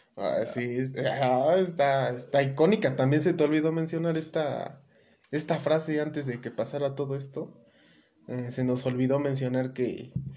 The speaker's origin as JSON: {"language": "Spanish", "country": "Mexico", "said": "como mexicanos"}